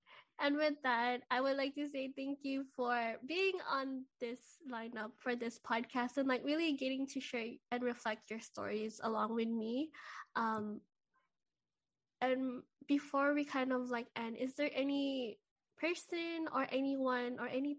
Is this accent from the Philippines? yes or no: yes; Philippines; And I think even as a Filipino, our biggest goals is to make sure that our families are well taken care of.